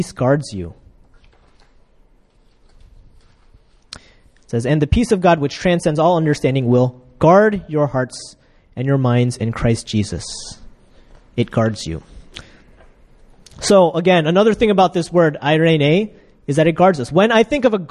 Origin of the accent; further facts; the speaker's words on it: United States; moved away as an adult; also born or lived in Ukraine; now in Korea; I'm from America